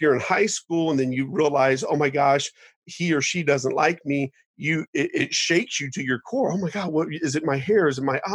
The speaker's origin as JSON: {"language": "English", "town": "Dayton", "region": "Ohio", "country": "United States", "tie": "born or raised there", "moved": "yes", "said": "I grew up in Dayton, Ohio"}